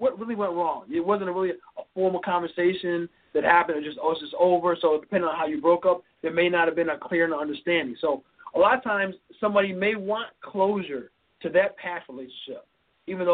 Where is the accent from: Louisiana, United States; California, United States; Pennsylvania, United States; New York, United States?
New York, United States; New York City; now in Chicago, United States; I grew up in New York City